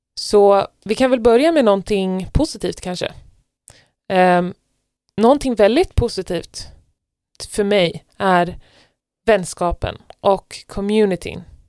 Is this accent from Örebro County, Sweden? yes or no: no; Stockholm, Stockholm County, Sweden; moved away as an adult; now in Norway; en stor andel av mina kompisar där eh, hemifrån i Stockholm är kristna vänner